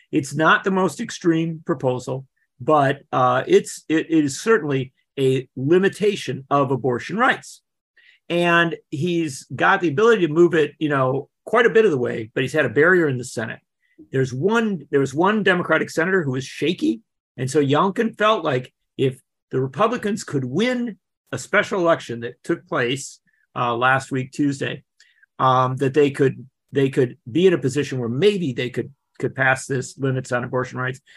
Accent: Wisconsin, United States; Wisconsin, my home state

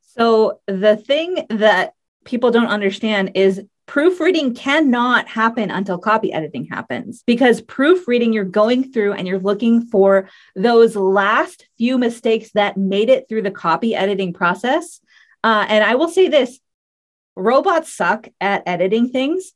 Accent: United States; we're from the U.S.

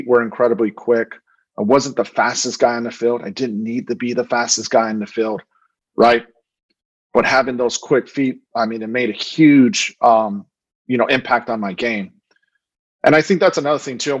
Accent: Phoenix, Arizona, United States; growing up in South Phoenix, at a time where it was a dangerous place to live

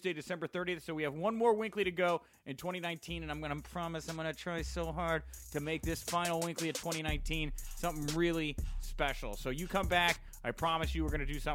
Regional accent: The Woodlands, Texas, United States; I'm actually from the Woodlands

